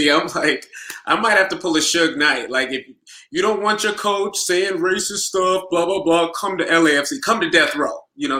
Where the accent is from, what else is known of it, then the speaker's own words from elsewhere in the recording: Nigeria; accent: Nigerian; now in Los Angeles, United States; it wouldn't be right if I didn't bring out my Nigerian accent this week. So unfortunately, I will not be at any of the watch parties because I will be supporting my home country, the village of my father.